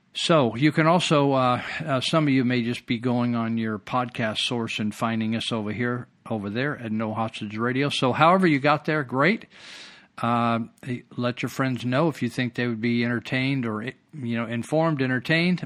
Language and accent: English; Marysville, California, United States; when I was raised in Marysville